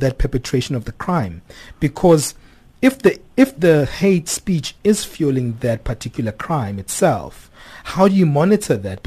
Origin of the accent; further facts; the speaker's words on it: South Africa; myself as a South African